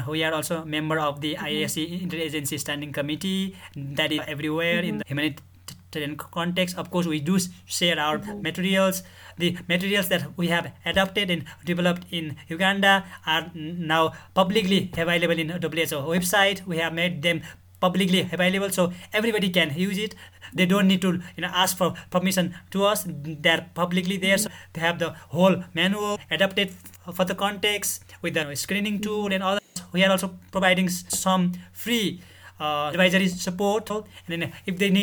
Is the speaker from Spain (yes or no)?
no; Nepal; I'm from Nepal.